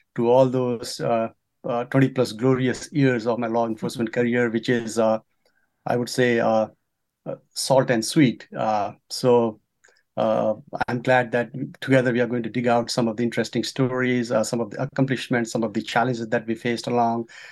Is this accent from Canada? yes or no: no; Nepal; moved away as an adult; now in United States; I'm from Nepal